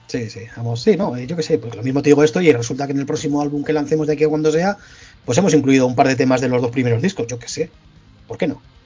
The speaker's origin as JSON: {"language": "Spanish", "region": "La Rioja", "country": "Spain", "said": "Al final somos riojanos todos, esto es una provincia muy pequeñita"}